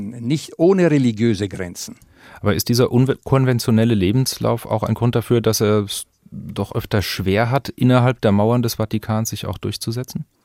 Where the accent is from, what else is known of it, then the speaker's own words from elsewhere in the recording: Rome, Lazio, Italy; also born or lived in Munich, Germany; Und nach dem Krieg äh, bin ich dann in Rom geboren.